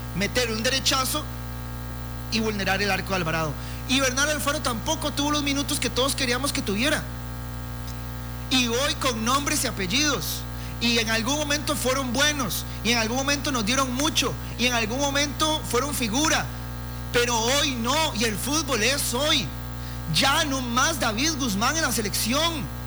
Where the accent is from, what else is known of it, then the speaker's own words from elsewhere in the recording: Costa Rica; primero sos tico y después sos herediano